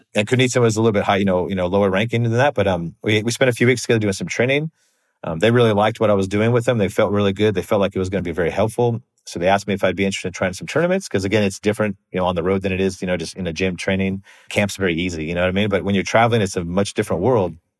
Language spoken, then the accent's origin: English; United States; moved away as an adult; also born or lived in Australia; I'm American